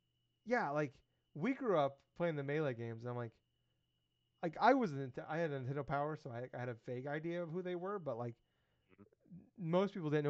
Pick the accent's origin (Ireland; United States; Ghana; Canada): United States; I'm an American.